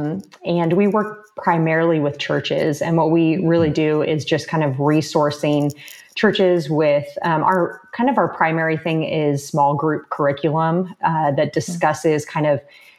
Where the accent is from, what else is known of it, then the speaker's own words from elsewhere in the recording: Southern California, United States; now in Houston, United States; I am located in Houston. I'm actually originally from Southern California